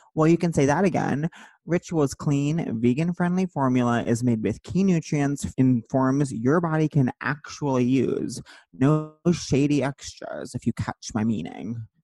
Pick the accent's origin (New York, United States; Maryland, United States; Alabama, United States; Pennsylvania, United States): New York, United States; Long Island; as someone who grew up on Long Island